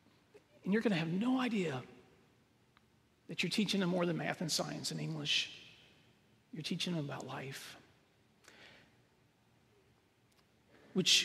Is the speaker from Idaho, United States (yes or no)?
no; Northwest Tennessee, United States; I grew up in Northwest Tennessee